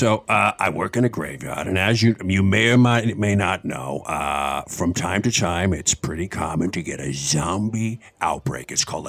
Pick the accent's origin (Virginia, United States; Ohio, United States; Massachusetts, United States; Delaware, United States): Massachusetts, United States; Boston; I was originally from Boston.